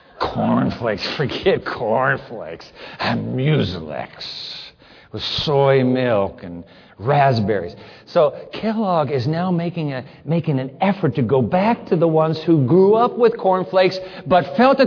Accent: Japan; When I grew up in Japan, my brother Greg and my sister Carrie, we were all missionaries' kids. You know, in Japan, we had two cereals.

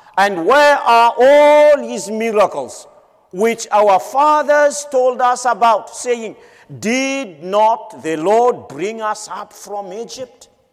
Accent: Madagascar; Madagascar, my home country

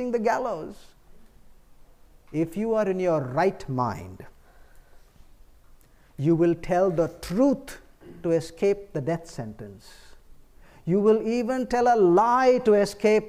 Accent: India; I come from the East, India.

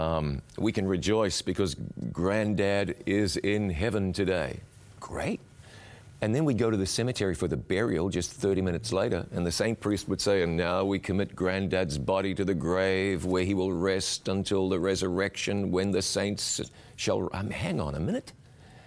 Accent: New Zealand; I was born and raised in New Zealand and had the benefit of being raised in a church-going home

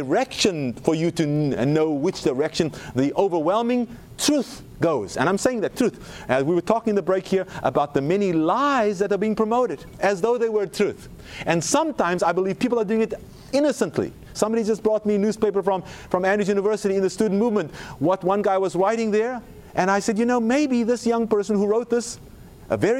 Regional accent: South Africa; moved away; South Africa, my home country.

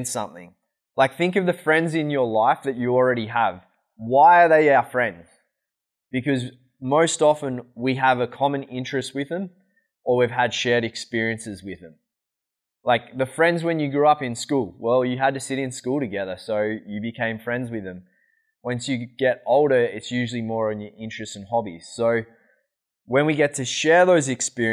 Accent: Australia; moved away; I'm Australian

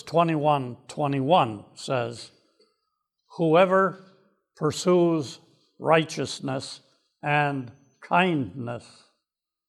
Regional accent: Waukegan, Illinois, United States; when I was growing up in Waukegan, Illinois, it's between Milwaukee and Chicago on the shore of Lake Michigan

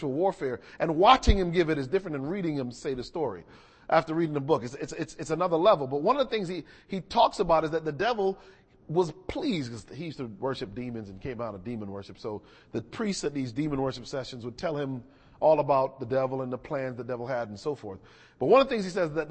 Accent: outside of Hartford, Connecticut, United States; When I was growing up, and I grew up in outside of Hartford, Connecticut

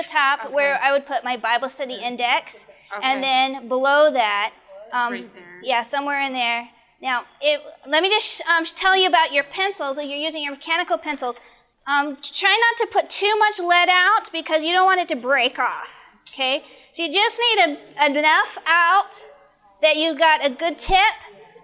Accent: Arizona, United States; I grew up in Arizona

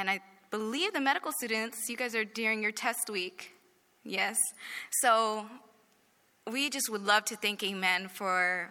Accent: Moreno Valley, California, United States; I grew up in Moreno Valley, and I did grow up in a Christian home.

